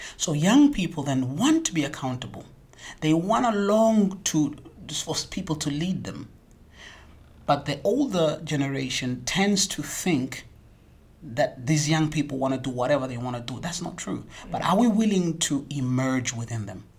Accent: South Africa; moved away as an adult; now in Lansingerland, Netherlands; as a South African

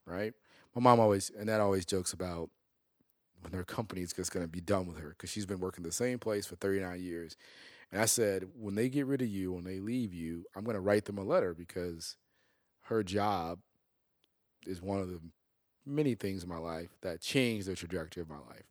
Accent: Chicago, Illinois, United States; when we moved from North Lawndale to Little Italy, I started to go to different schools

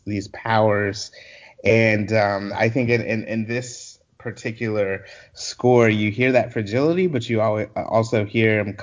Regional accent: Columbia, South Carolina, United States; also born or lived in Orangeburg, South Carolina; I grew up in Columbia, South Carolina. I was born in Orangeburg and then lived in Columbia most of my formative years.

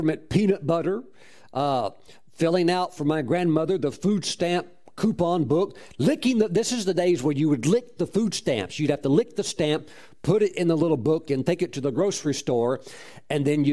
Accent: Mississippi, United States; as a young boy, I was raised in Mississippi.

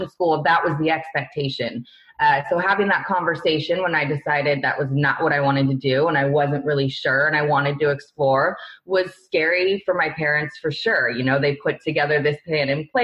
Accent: Northern California, United States; moved away as an adult; now in San Diego, United States; I was born and raised in Lake Tahoe, which is in Northern California, kind of like a small town

